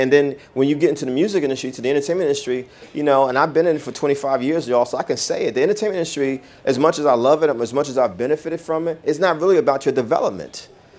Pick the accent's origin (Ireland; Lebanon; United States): United States; Jersey City, New Jersey; Karen Lee also is from my hometown in Jersey City, from Chilltown.